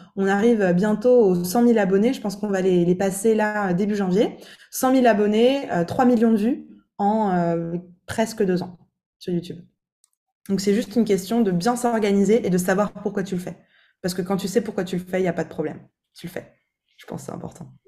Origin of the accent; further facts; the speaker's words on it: Alsace, Grand Est, France; also born or lived in Italy; now in Miami, United States; chez moi en Alsace, dans, dans, ma terre d'origine